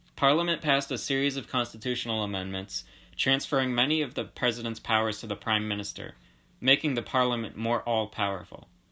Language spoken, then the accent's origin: English; Georgia; I was born in the Republic of Georgia, which is a country located between Russia and, uh, i, like, the Middle East.